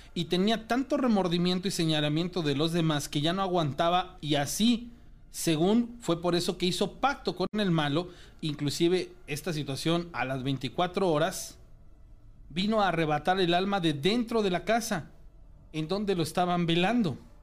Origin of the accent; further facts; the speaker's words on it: Córdoba, Veracruz, Mexico; yo soy de Córdoba, Veracruz